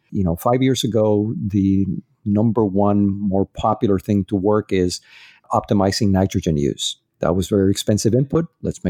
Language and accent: English; Dominican Republic; also born or lived in Puerto Rico; I go a lot to my hometown. It's Dominican Republic and Puerto Rico.